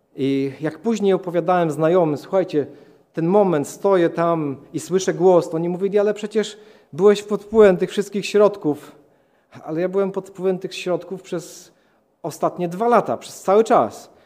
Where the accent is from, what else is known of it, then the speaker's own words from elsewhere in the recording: Katowice, Silesian Voivodeship, Poland; urodziłem się w Katowicach, e, w rodzinie katolickiej.